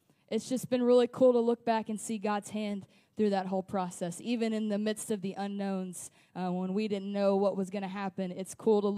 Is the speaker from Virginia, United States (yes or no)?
no; West Memphis, Arkansas, United States; also born or lived in Springfield, Missouri; I grew up in the Delta in West Memphis, and it's just cornfields.